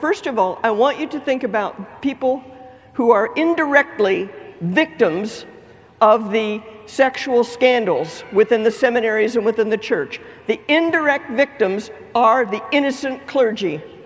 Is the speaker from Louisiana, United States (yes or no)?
yes; Lake Charles, Louisiana, United States; I am from Lake Charles, Louisiana